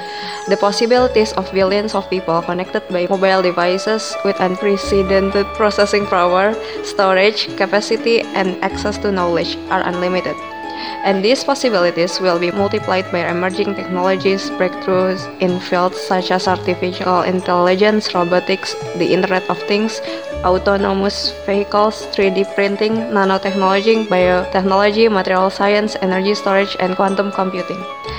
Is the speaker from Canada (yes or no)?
no; Indonesia; I'm from Indonesia.